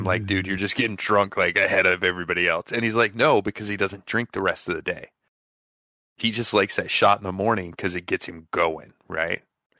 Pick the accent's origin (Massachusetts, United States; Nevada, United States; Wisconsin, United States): Nevada, United States; in Nevada, growing up in Nevada and working at mines, right?